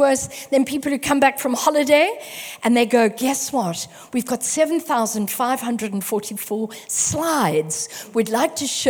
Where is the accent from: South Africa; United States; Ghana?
South Africa; now in Manchester, United Kingdom; I'm originally from South Africa, but this is home.